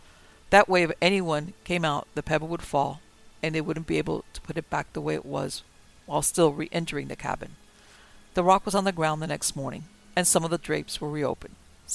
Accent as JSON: {"language": "English", "region": "the South", "country": "United States", "tie": "born or raised there", "said": "I was born and raised in the South. Hunting, fishing, and being outside is what I'm all about."}